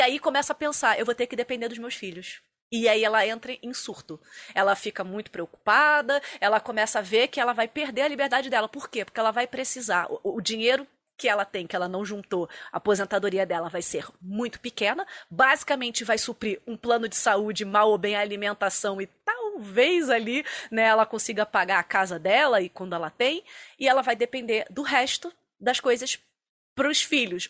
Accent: Rio de Janeiro, Brazil; now in Curitiba, Brazil; Eu sou carioca

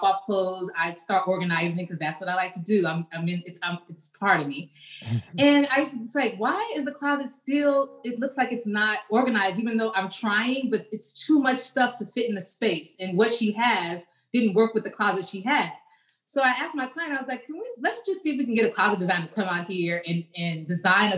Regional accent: Los Angeles, California, United States; moved away as an adult; also born or lived in Miami; I'm originally from Los Angeles. That's where I grew up. I was raised. And I moved to Miami in my 20s

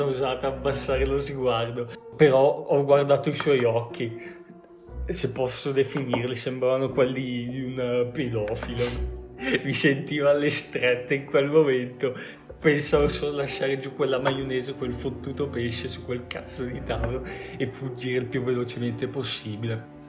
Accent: Bergamo, Lombardy, Italy; noi bergamaschi

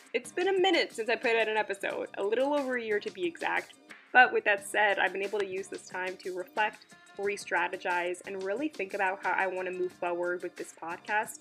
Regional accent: Long Island, New York, United States; I grew up in Long Island, and I was living in the city for the past 5 years

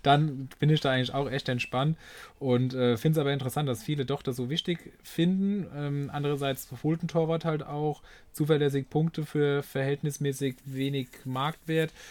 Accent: Rhineland-Palatinate, Germany; ich komme aus Rheinland-Pfalz

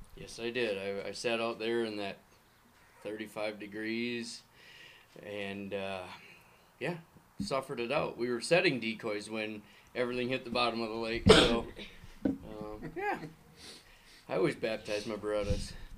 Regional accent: Minnesota, United States; moved away as an adult; now in Michigan, United States; I grew up in Minnesota.

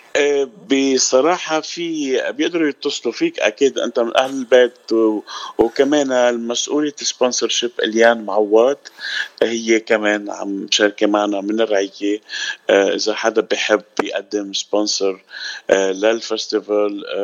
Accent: Zahle, Beqaa, Lebanon; moved away as an adult; also born or lived in Jounieh, Lebanon / Italy; now in United States; انا من آه، لبنان من زحله الاصل وسكان جوني وصار لي بالاغتراب بأمريكا 10 سنين وكنت قبل بالاغتراب بإيطاليا 11 سنة

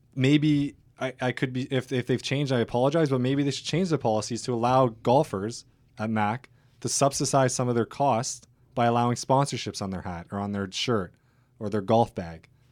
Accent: Hamilton, Ontario, Canada; I'm a local kid. I grew up in Hamilton. I'm an athlete at Mac

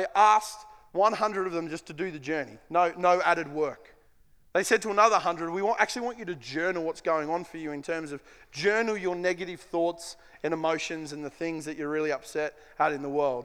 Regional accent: Queensland, Australia; I'm a Queenslander

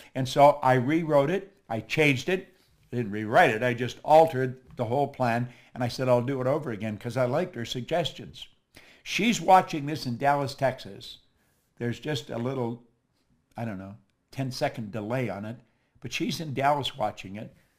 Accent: Toronto, Ontario, Canada; moved away; also born or lived in Chicago; I'm actually from Toronto.

